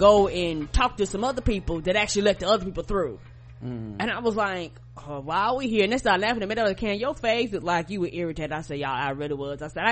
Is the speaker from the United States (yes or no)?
yes; United States; me as being American